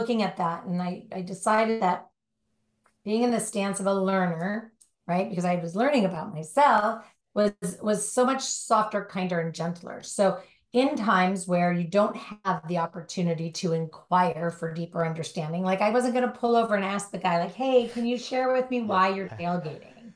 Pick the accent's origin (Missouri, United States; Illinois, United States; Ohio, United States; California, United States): California, United States; Southern; Born and raised in Southern California